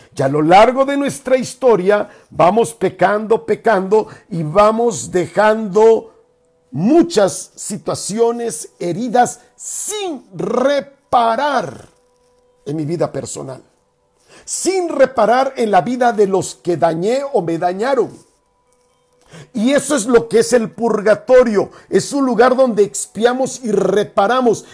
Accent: Mexico; nosotros como mexicanos, latinoamericanos

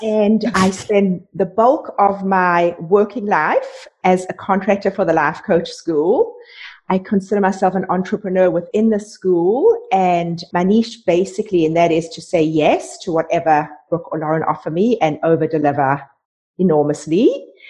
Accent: South Africa; moved away as an adult; now in Canada; I was raised in South Africa

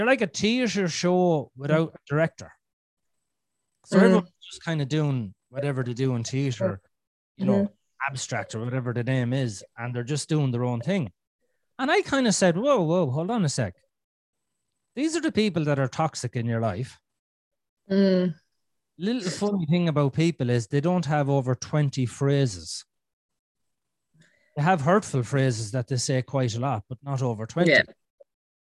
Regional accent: Ireland; I'm Irish

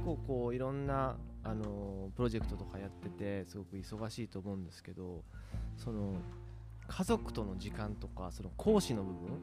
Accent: Ureshino, Saga, Japan; born or raised there

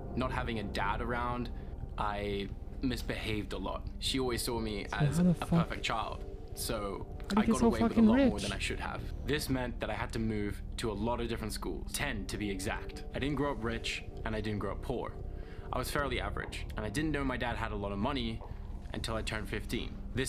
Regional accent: Australia; I was born in Australia, and I was raised by a single mom because my parents were divorced at a very young age.

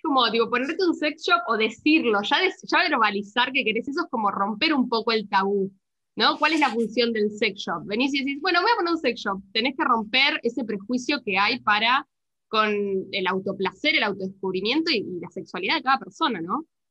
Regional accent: Argentina; somos en Argentina

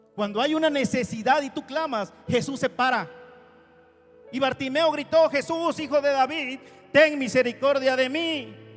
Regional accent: Oaxaca, Mexico; conocí a una amiguita de mi pueblo en este lugar, en Oaxaca, Crecimos juntos, estudiamos la primaria juntos

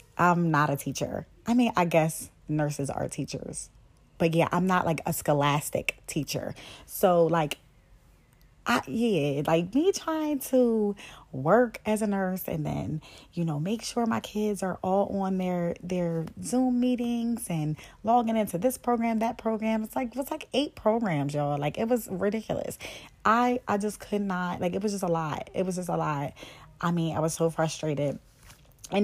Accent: Hershey, Pennsylvania, United States; also born or lived in Philadelphia, Pennsylvania; now in Harrisburg, United States; I'm originally from Philadelphia, Pennsylvania. I live in Harrisburg, Pennsylvania. I went to a boarding school practically all my life in Hershey, Pennsylvania

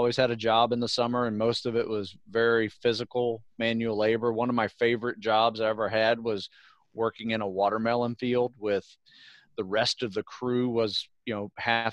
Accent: Live Oak, Florida, United States; moved away; Live Oak. Yeah, that is my hometown. In North Florida.

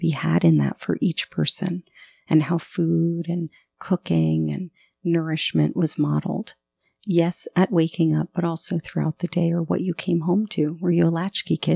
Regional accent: southern Florida, United States; I grew up in southern Florida

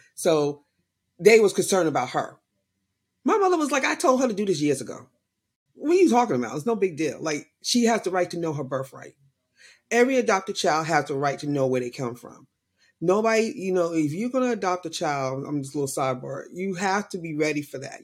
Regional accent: New York, United States; I was born and raised in New York

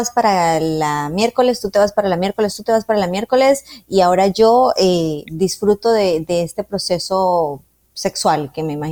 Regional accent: Colombia; Yo soy una mujer colombiana

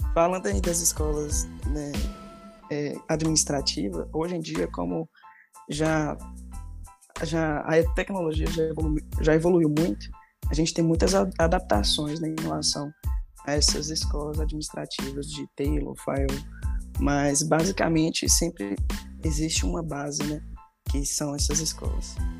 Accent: Montes Claros, Minas Gerais, Brazil; eu sou de Montes Claros

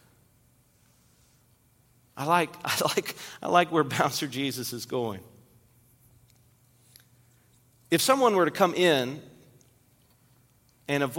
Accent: Kentucky, United States; I grew up in Kentucky

